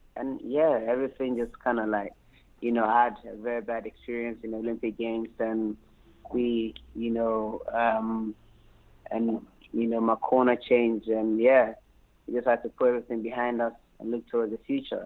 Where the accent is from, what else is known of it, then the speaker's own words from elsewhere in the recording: London, United Kingdom; also born or lived in Anyako, Volta Region, Ghana; I was born in Ghana, mm-hmm. Anyako, in the Volta region. And, um, you know, I moved to London, England at a very tender age, around like um, eight years old